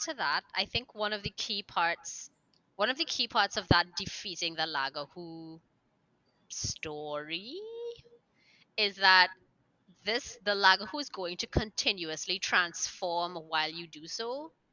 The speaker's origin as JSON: {"language": "English", "country": "Trinidad & Tobago", "said": "I'm also from Trinidad and Tobago."}